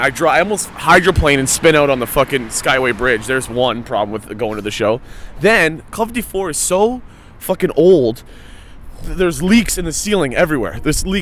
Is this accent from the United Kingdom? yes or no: no; Hamilton, Ontario, Canada; I grew up in Stony Creek, I grew up in an Italian neighborhood